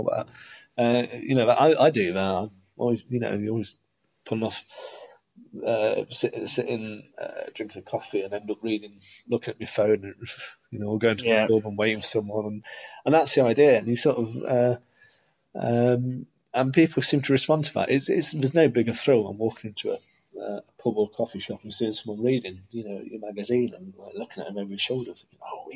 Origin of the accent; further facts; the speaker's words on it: Stapleford, East Midlands, United Kingdom; also born or lived in Scotland / southern England / Beeston; I wasn't even born here. I was born in Scotland. I grew up in Stapleford and all places